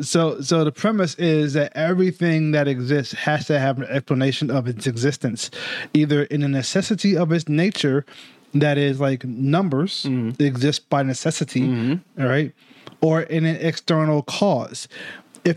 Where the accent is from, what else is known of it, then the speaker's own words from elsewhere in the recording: New York, United States; I'm a New Yorker.